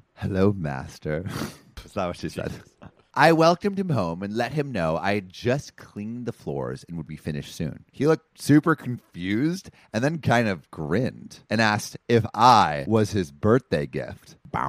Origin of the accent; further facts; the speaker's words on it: Los Angeles, California, United States; there's a service in Woodland Hills, like my hometown